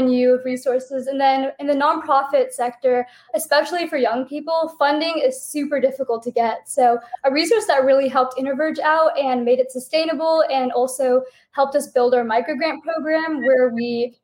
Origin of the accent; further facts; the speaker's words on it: Seattle, Washington, United States; moved away as an adult; also born or lived in Princeton, United States; I grew up in the Pacific Northwest, specifically the greater Seattle area.